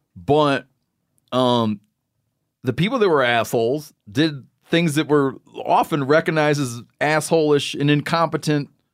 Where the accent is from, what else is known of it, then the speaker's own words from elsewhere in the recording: Michigan, United States; we grew up in Michigan